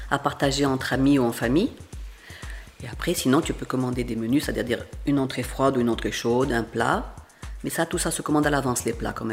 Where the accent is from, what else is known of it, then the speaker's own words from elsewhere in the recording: Senegal; born there; Non, je suis pas né au Liban, je suis né au Sénégal.